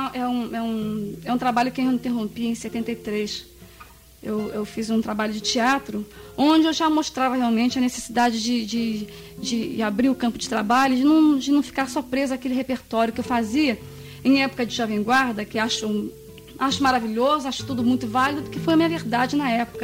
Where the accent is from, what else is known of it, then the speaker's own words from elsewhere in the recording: Governador Valadares, Minas Gerais, Brazil; moved away; also born or lived in United States; desde que nasci, lá em Governador Valadares.